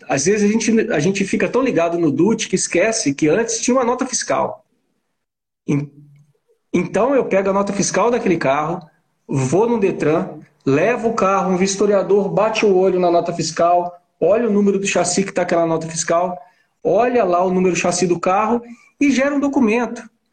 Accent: Belo Horizonte, Minas Gerais, Brazil; eu estou em Belo Horizonte

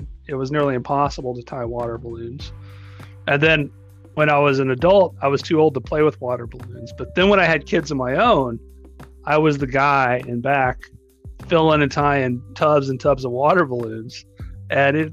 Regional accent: North Texas, United States; also born or lived in Colorado; I was born and raised in North Texas

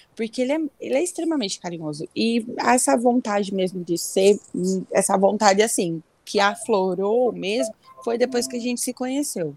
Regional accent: Bela Vista do Paraíso, Paraná, Brazil; now in Rio Claro, Brazil; Eu nasci em Bela Vista do Paraíso, é uma cidadezinha próximo de Londrina

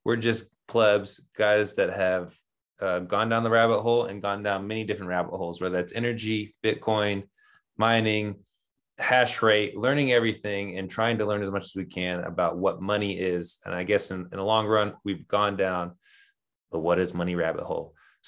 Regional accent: California, United States; I'm from California too, right?

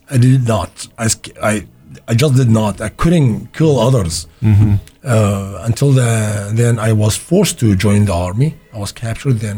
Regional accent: Baghdad, Baghdad Governorate, Iraq; first language Arabic; English is a second language; also born or lived in Iraqi Kurdistan; now in St. Louis, United States; I born in Baghdad, so okay. my first language, believe it or not, is Arabic

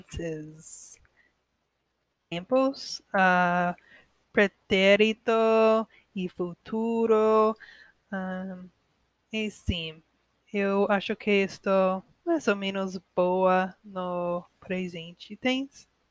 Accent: United States; Portuguese is a second language; eu sou americana

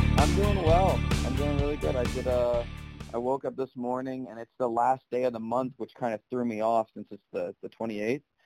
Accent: South Carolina, United States; I'm not just from South Carolina for those reasons. I have a niece and a nephew here in my family

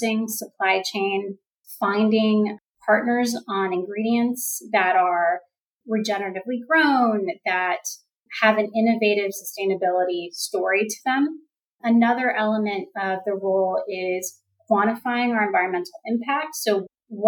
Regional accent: Florida, United States; moved away; also born or lived in New York City; as a child growing up in Florida near the ocean

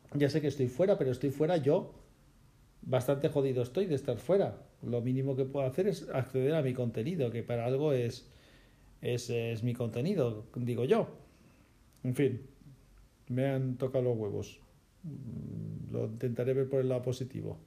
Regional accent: Spain; yo soy español

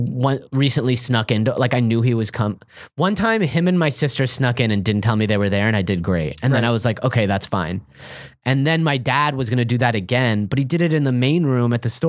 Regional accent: Los Angeles, California, United States; I don't like the Dodgers anymore, even though I'm from Los Angeles.

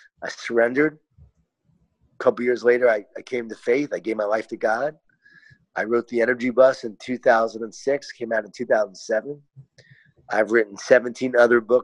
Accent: Long Island, New York, United States; I grew up in Long Island, New York, and Mom was a working mom.

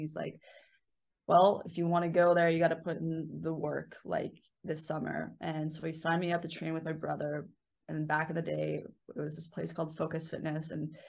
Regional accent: Winnipeg, Manitoba, Canada; moved away as an adult; now in United States; growing up in Winnipeg, you know, it's a joke, you learn to skate before you learn to walk.

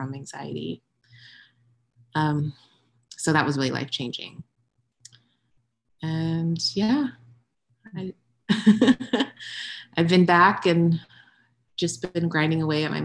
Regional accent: Ventura County, California, United States; moved away as an adult; also born or lived in China; I grew up in California, in Ventura County.

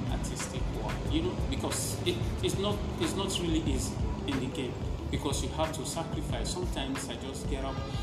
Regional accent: Sierra Leone; now in Gambia; I'm a Sierra Leonean. I'm from Sierra Leone

